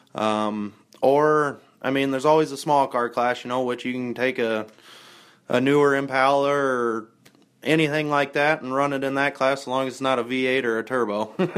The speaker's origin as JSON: {"language": "English", "town": "Hampton", "region": "Iowa", "country": "United States", "said": "we're from Hampton"}